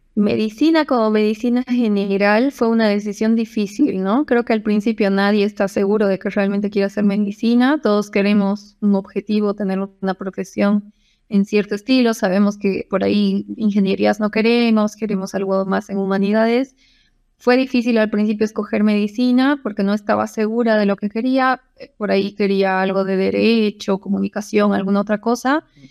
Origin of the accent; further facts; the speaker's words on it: Cochabamba, Bolivia; moved away as an adult; also born or lived in Buenos Aires, Argentina; soy boliviana, cochabambina